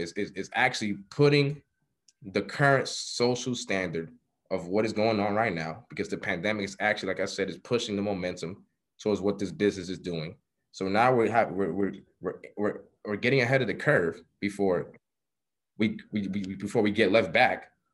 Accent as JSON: {"language": "English", "town": "New York City", "region": "New York", "country": "United States", "tie": "born or raised there", "said": "born and raised in Harlem, New York"}